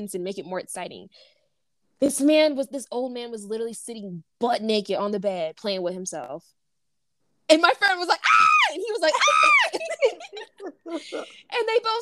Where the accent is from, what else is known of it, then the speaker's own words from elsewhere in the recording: United States; we were American